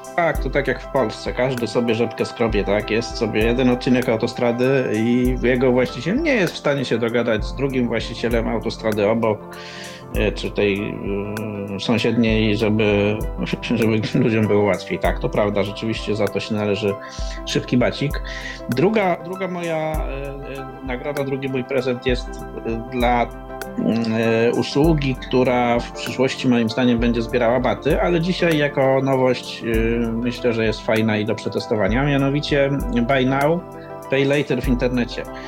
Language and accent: Polish; Poznań, Greater Poland, Poland; Tu jestem z Poznania